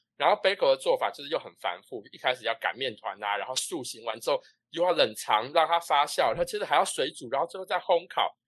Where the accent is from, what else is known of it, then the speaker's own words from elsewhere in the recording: Taiwan; moved away; 我身为一个台湾人